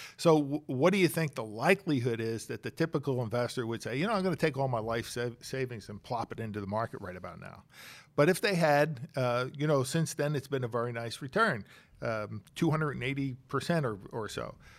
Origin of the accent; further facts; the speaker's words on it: Bucks County, Pennsylvania, United States; also born or lived in Chester, Pennsylvania; I was born in Chester, Pennsylvania, raised in Bucks County